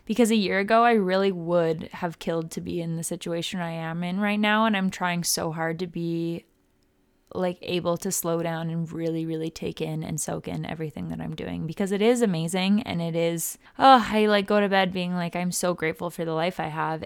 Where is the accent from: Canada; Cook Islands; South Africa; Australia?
Canada; Vancouver, British Columbia; moved away as an adult; now in Cleveland, United States; I've moved back into my hometown, in a different country, into my parents' house